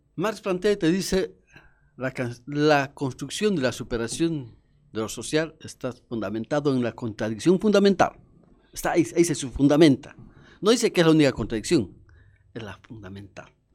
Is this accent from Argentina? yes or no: no; Cochabamba, Bolivia; nosotros somos de Cochabamba.